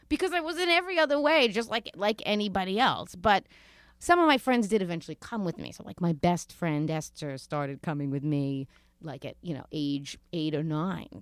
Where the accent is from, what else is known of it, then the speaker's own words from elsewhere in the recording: New York City, New York, United States; also born or lived in Rosedale, Queens / Broad Channel, Queens / Bridgehampton, Long Island; I grew up in Queens and didn't leave.